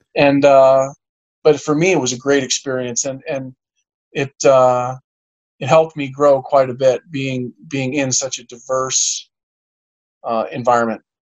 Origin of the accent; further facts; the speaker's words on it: Garden City, New York, United States; also born or lived in Suffolk County, New York / Cooperstown, New York; we grew up in in Garden City